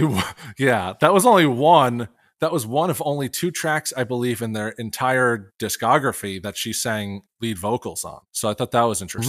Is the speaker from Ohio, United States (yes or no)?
no; Pennsylvania, United States; moved away as an adult; also born or lived in Morristown, New Jersey; I'm originally from Pennsylvania